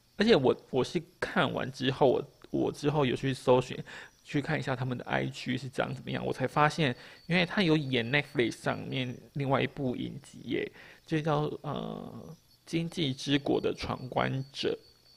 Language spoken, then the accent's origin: Chinese; Taiwan; 我们台湾人